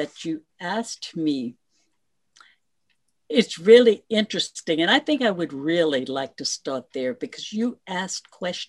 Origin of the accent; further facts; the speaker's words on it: Lake Charles, Louisiana, United States; moved away as an adult; also born or lived in Opelousas, Louisiana / Houston, Texas; Growing up in that community. What community? In Lake Charles, Louisiana.